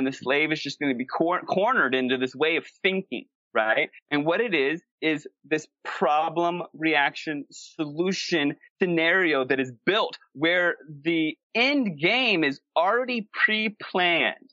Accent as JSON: {"language": "English", "region": "East Coast", "country": "United States", "tie": "born or raised there", "also_born_or_lived": "Los Angeles / San Diego / Canada", "moved": "as an adult", "lives_now": "Sedona, United States", "said": "I grew up on the East Coast."}